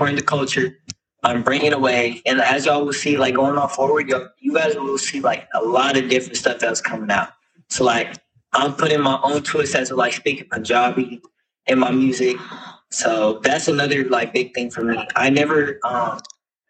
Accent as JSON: {"language": "English", "town": "Los Angeles", "region": "California", "country": "United States", "tie": "born or raised there", "said": "I was born and raised out in Los Angeles, California"}